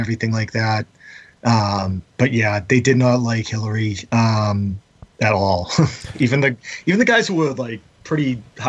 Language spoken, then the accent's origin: English; East Coast, United States; Of course, we're all from the East Coast. We know Trump's shtick.